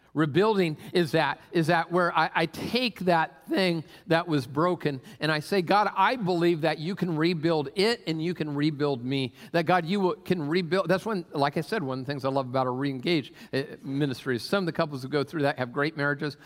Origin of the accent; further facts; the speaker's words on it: Tacoma, Washington, United States; I grew up in Tacoma area